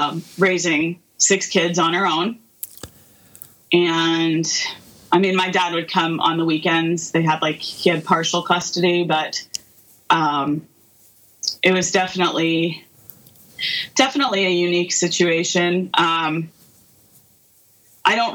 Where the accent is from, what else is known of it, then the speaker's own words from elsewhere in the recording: Hazleton, Pennsylvania, United States; I grew up in Hazleton, Pennsylvania, and I'm still there